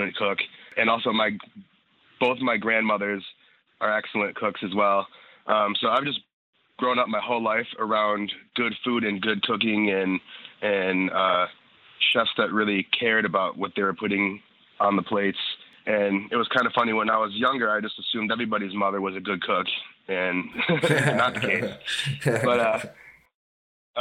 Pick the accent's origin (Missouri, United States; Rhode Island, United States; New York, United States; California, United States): New York, United States; Rochester; moved away as an adult; also born or lived in Catskills, New York; now in Sullivan County, United States; I'm actually from Rochester, New York